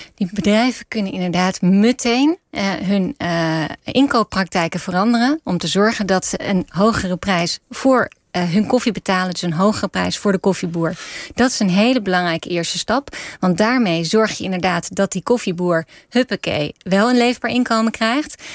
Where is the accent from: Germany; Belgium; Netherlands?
Netherlands; als Nederlanders